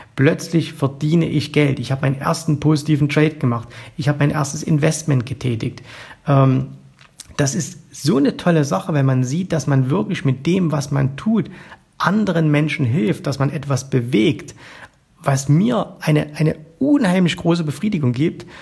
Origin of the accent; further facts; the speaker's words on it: East Germany, Germany; ich bin äh, im Osten aufgewachsen, ich war genau zur Wiedervereinigung 18 Jahre alt